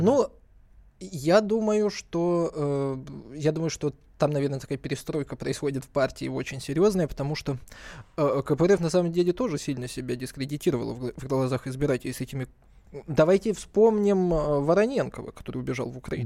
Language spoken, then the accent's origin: Russian; Blagoveshchenka, Kabardino-Balkaria, Russia; мое родное село.